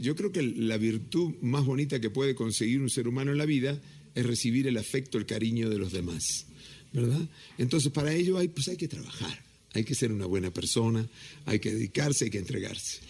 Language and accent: Spanish; Mexico; soy mexicano hasta las pampas